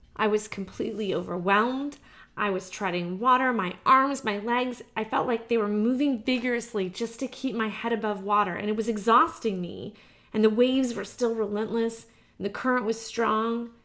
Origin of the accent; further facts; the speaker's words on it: Georgia, United States; I'm from Georgia. We, we don't have hills here